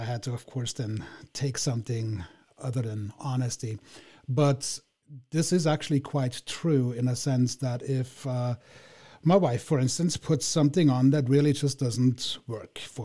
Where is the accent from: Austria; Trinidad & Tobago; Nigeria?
Austria; Vienna; now in United States; The Viennese worldview.